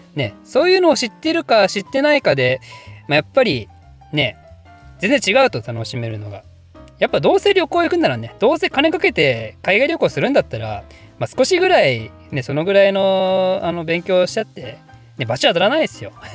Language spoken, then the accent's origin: Japanese; Ryugasaki, Ibaraki, Japan; 龍ヶ崎市出身